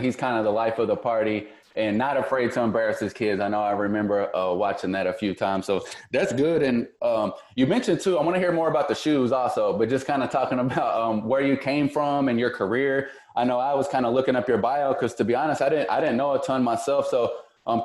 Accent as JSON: {"language": "English", "town": "Louisville", "region": "Kentucky", "country": "United States", "said": "I'm from Louisville"}